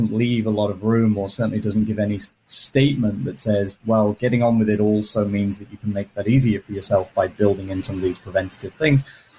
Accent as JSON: {"language": "English", "region": "England", "country": "United Kingdom", "lives_now": "United States", "said": "as listeners can probably tell from my accent, I'm British originally. Although my sister will happily tell you I now sound more American than British."}